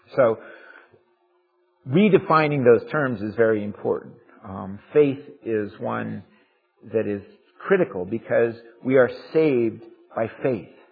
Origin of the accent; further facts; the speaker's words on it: United States; we are American